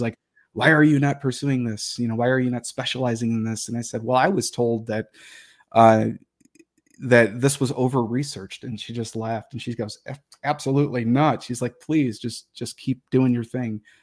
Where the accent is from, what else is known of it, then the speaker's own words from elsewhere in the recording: Detroit, Michigan, United States; moved away; I grew up in Detroit. and, uh, in the city of Detroit